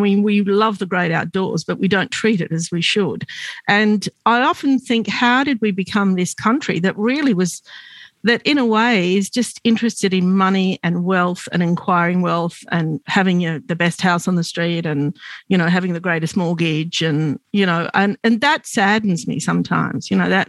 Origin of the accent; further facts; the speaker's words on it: Australia; I'm the Australian and you're the American.